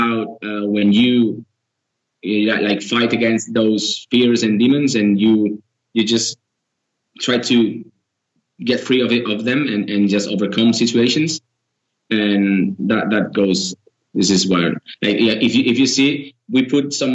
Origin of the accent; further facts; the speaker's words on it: Girona, Catalonia, Spain; we are from Girona, which is a different area